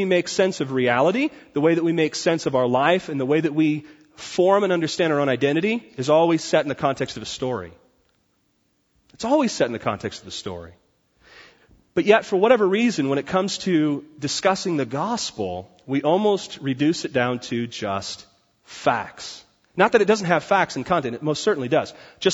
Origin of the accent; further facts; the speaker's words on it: Port Orchard, Washington, United States; Port Orchard in Washington is like hairy lumbermen that just come out of the woods. And that's where I grew up